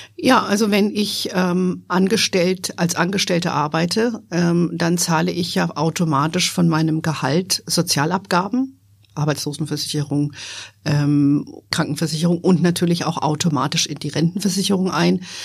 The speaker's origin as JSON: {"language": "German", "region": "Hesse", "country": "Germany", "tie": "born or raised there", "also_born_or_lived": "United States / Frankfurt", "moved": "as an adult", "said": "mit dem Unternehmen zurück nach Deutschland zu gehen, nach Hessen in meine alte Heimat"}